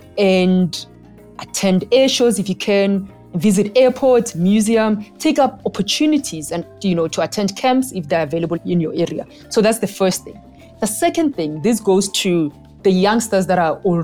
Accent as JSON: {"language": "English", "country": "South Africa", "tie": "born or raised there", "also_born_or_lived": "Cape Town", "said": "I grew up during apartheid in South Africa, where I had limited career choices"}